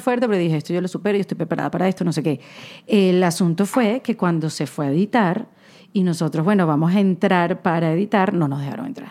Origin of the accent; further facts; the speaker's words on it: Venezuela; now in United States; yo soy de Venezuela, que queda al lado de Colombia